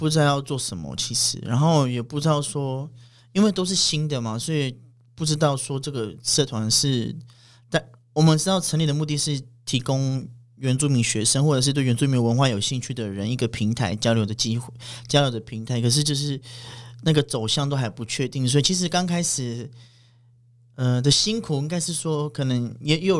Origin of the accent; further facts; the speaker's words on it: Chijia village, Pingtung County, Taiwan; 小时候在台湾族的环境嘛，然后在部落长大到国中，嗯、到到国小毕业，然后国中、高中也是在屏东读书。